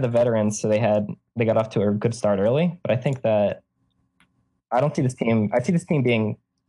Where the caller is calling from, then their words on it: Long Island, New York, United States; I'm calling from Long Island right now.